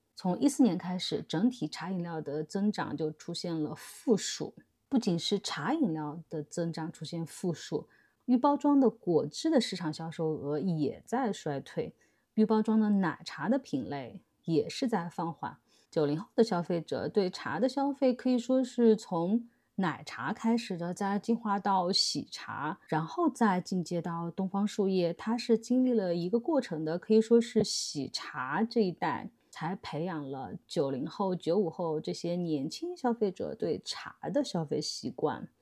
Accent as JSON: {"language": "Chinese", "country": "China", "said": "我们中国人都能接受的"}